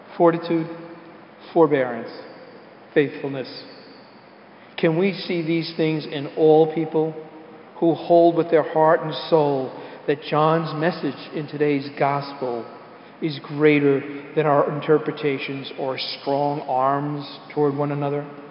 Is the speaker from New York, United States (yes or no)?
yes; New York City, New York, United States; we're from the Bronx